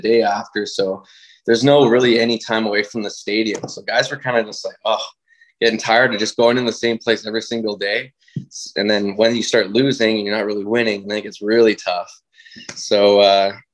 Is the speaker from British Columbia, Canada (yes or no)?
yes; White Rock, British Columbia, Canada; I'm from White Rock, so I could, like, BC